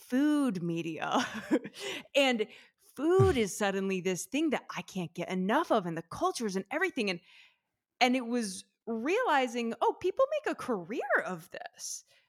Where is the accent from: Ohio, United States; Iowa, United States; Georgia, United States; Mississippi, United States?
Ohio, United States; Athens; moved away as an adult; also born or lived in New York City; now in Italy; I'm from the Midwest. I'm from a small town in Ohio, Athens, Ohio